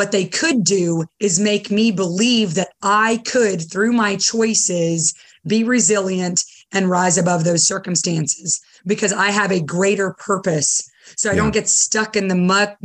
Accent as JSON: {"language": "English", "town": "Simpsonville", "region": "South Carolina", "country": "United States", "tie": "born or raised there", "also_born_or_lived": "Beirut, Lebanon / Dubai, United Arab Emirates"}